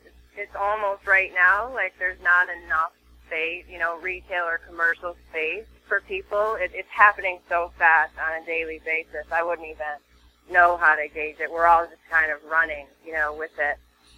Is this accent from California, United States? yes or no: yes; California, United States; now in Venice, United States; I came from the Bay Area, where I was a top producing agent for 13 years, moved here about a year ago, and I live in Venice